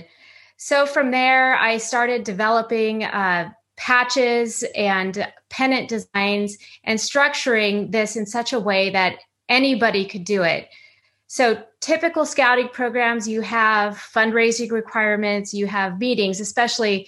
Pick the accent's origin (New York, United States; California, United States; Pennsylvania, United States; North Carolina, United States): California, United States; San Clemente; also born or lived in East Coast / Los Angeles suburb, California; I lived in and grew up in a beachside community called San Clemente.